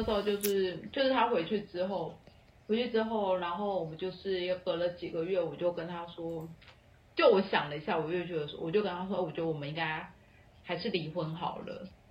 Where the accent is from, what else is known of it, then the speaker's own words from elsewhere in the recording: Taiwan; moved away; also born or lived in Colombia / Australia; 因为我是台湾人，我说我入境新加坡不需要哦